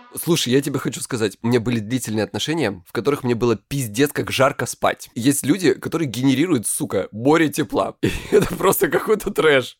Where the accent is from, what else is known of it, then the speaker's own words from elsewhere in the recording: Krasnodar Krai, Russia; я с Кубани